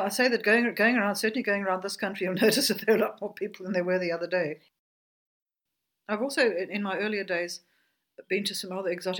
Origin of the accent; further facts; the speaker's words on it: Johannesburg, Gauteng, South Africa; now in Greyton, South Africa; I come from Johannesburg.